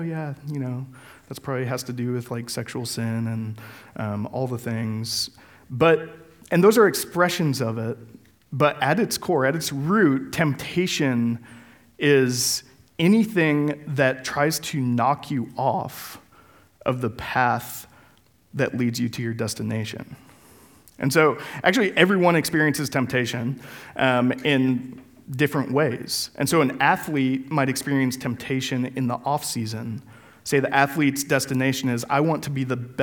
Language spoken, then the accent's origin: English; Denver, Colorado, United States; moved away; I'm from Colorado and the great city of Denver